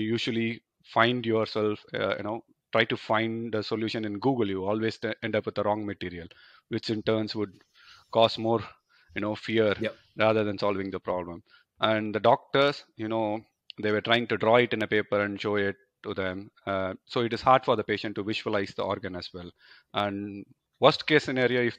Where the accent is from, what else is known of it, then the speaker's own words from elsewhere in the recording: India; moved away as an adult; now in Germany; I come from India.